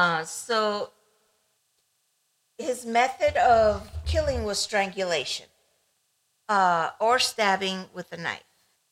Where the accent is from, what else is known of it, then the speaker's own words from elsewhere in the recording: Ecuador; moved away; I grew up in Ecuador